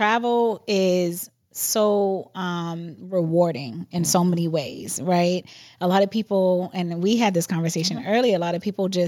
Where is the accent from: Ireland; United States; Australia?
United States; Boston, Massachusetts; moved away; also born or lived in Mexico; I grew up in Boston